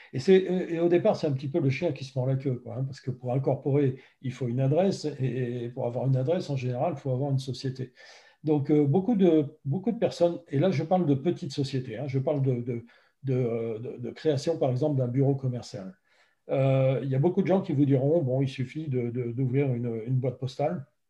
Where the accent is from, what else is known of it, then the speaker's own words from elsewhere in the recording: France; moved away as an adult; also born or lived in Los Angeles, United States / Seattle, United States; now in United States; je suis français, évidemment, comme ça peut s'entendre. Euh, par contre, je, vis aux États-Unis depuis près de, de, 15 ans